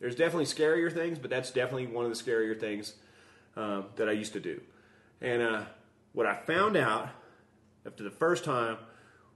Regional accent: Midwest, United States; also born or lived in the South (US); I grew up in the Midwest and the South

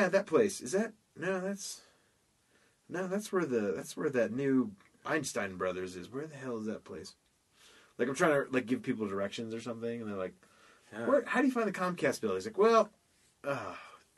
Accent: Lake Mary, Florida, United States; moved away; my hometown like Lake Mary

